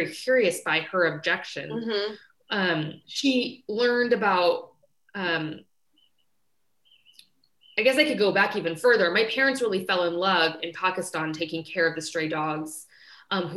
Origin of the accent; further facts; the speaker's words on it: Kansas, United States; I was born and raised in Kansas